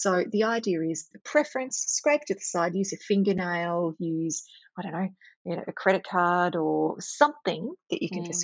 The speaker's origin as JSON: {"language": "English", "region": "Victoria", "country": "Australia", "said": "I'm from Victoria"}